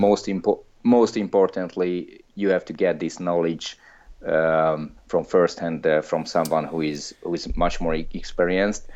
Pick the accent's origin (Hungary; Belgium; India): Hungary; moved away; I'm from Hungary, I'm Hungarian, I don't live there anymore